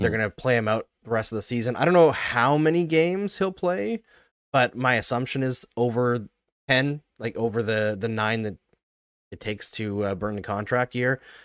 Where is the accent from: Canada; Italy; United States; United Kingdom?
Canada; We're Canadian